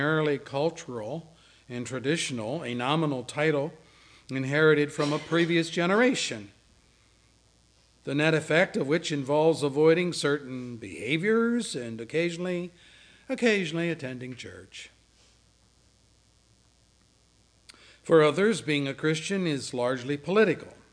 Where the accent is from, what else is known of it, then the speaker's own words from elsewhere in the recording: Williamsport, Pennsylvania, United States; moved away; I used to work for a chemical company in Williamsport, my hometown.